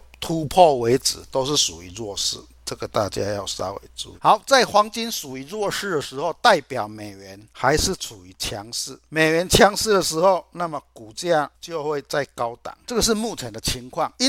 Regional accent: Chiayi, Taiwan; 各位，我是金钱豹的新浪朋友，大家好，

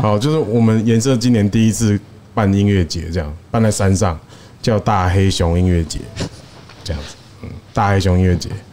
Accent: Kaohsiung, Taiwan; 我是高雄人

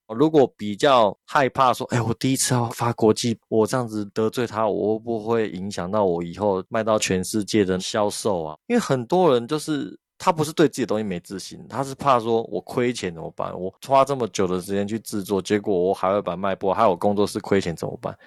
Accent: Taiwan; 我们台湾人讲就是你长得比较有个性一点

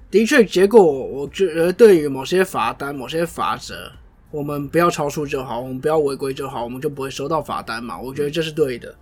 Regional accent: Jinshan, New Taipei, Taiwan; 因为我老家在金山，我非常知道那一段

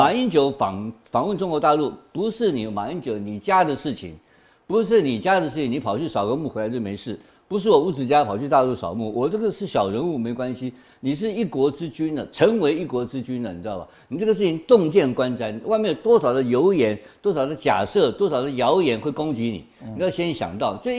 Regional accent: Gangshan, Kaohsiung, Taiwan; 我呃高雄冈山生的啦，我算高雄。

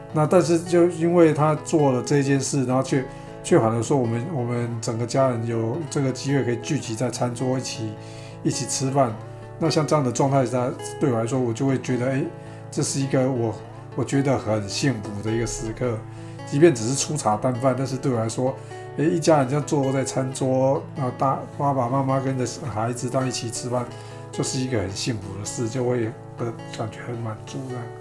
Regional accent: Taiwan; accent: Taiwanese Mandarin (台湾国语); 我台湾国语

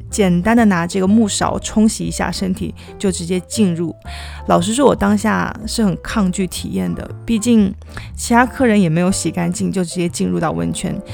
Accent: southern China, China; now in Tokyo, Japan; 我作为一个南方人，没有经过东北的澡堂子

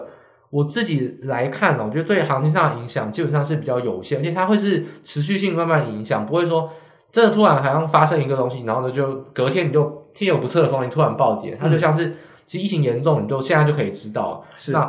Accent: Hsinchu, Taiwan; 他在那个新竹的市场，那时候新竹没有扩散呢，因为我是新竹人，我知道

